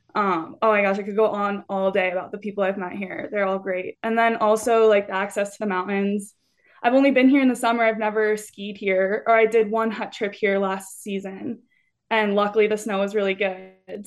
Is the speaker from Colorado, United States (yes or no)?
yes; Littleton, Colorado, United States; moved away as an adult; also born or lived in Salt Lake City, Utah; now in Carbondale, United States; I am from Colorado, um, or a suburb of Denver called Littleton, so definitely not a mountain town at all, but I grew up there doing gymnastics